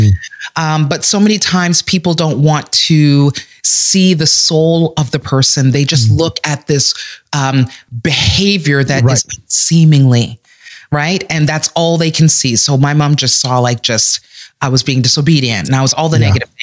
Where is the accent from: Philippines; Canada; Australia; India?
Canada; also born or lived in West Indies (Caribbean heritage); here in Canada